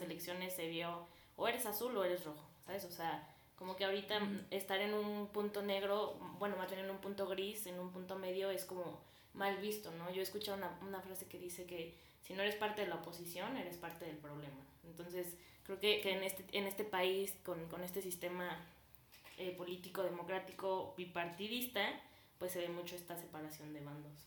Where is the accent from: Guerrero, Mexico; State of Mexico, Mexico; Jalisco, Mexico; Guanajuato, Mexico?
Guanajuato, Mexico; Celaya; también tengo 19 años y soy de Celaya, Guanajuato